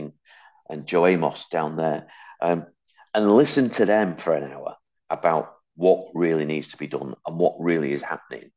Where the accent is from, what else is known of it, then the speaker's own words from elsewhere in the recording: Hattersley, North West England, United Kingdom; also born or lived in Wythenshawe; I was born in Withenshaw, brought up on a council estate called Hattersley